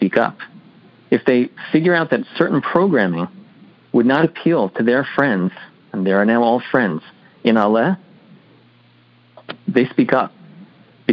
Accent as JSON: {"language": "English", "town": "Baltimore", "region": "Maryland", "country": "United States", "tie": "born or raised there", "said": "born and raised in Baltimore, Maryland"}